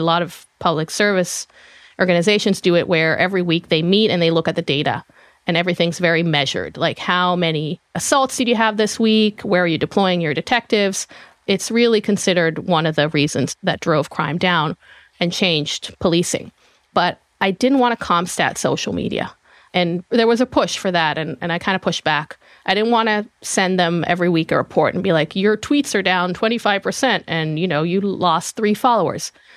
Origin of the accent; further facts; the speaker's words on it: Israel; moved away as an adult; now in United States; I am from Israel originally. I was born and raised there. Came to the U S in two thousand seven